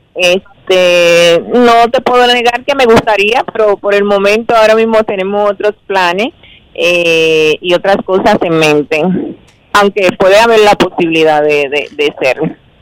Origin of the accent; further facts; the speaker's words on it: Dominican Republic; mi país